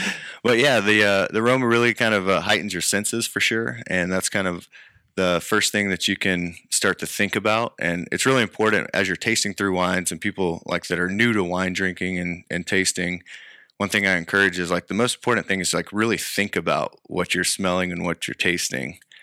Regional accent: Lubbock, Texas, United States; I grew up in the High Plains, which is Lubbock area, kind of on the top of the Cap Rock

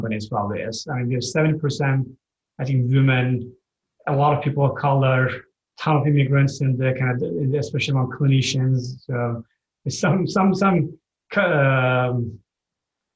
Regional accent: Turkey; now in United States; I'm from Turkey

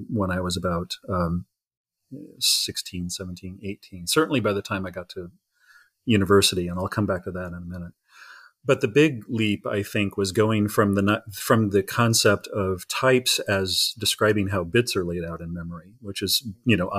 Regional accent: Indiana, United States; I'm from Indiana. I was born and raised in Indiana

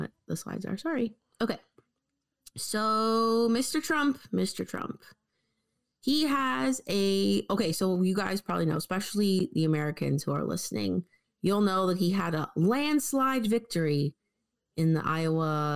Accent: Canada; as a Canadian

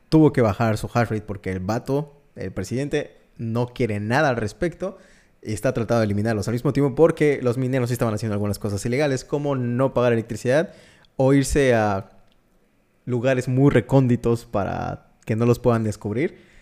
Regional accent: Mexico; Yo soy mexicano

